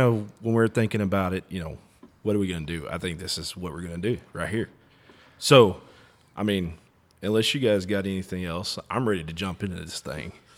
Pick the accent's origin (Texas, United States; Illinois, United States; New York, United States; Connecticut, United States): Texas, United States; now in Oklahoma, United States; we're all from Texas